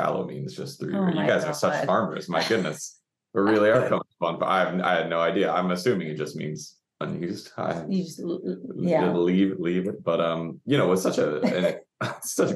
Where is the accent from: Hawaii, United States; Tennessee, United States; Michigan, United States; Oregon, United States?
Hawaii, United States; North Shore; I grew up on the North Shore